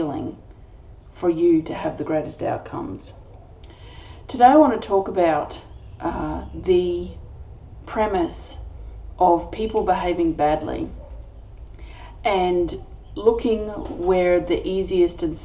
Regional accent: Australia; I'm an Australian energy healer

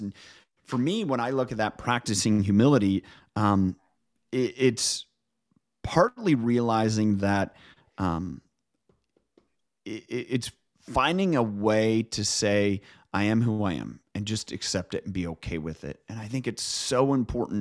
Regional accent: Midwest, United States; now in Pacific Northwest, United States; I grew up in the Midwest. I live now in the Pacific Northwest

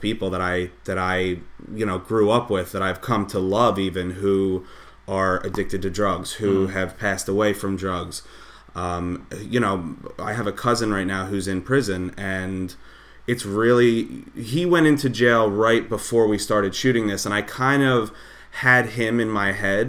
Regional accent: Levittown, United States; I'm originally from Levittown

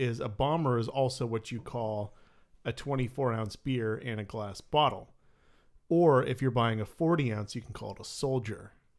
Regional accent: United States; I'm American.

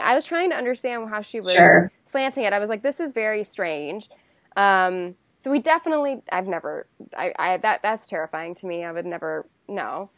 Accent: Huntsville, Alabama, United States; we're from Huntsville, Alabama

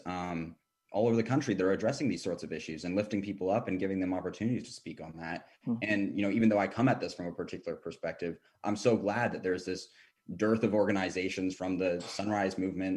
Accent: Seattle, Washington, United States; now in Washington, D.C., United States; I grew up in Seattle. I'm the son of hippies who's now a conservative

